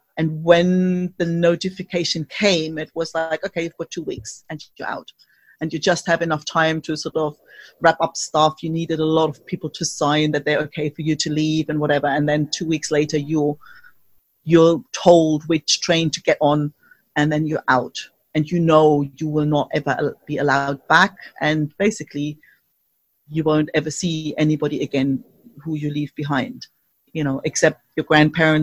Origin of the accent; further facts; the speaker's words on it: East Germany, Germany; moved away; I grew up in East Germany behind the wall